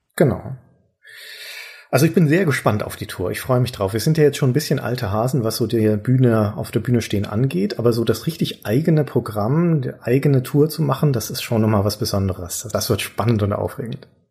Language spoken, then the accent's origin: German; Nuremberg, Bavaria, Germany; ich liebe meine Heimatstadt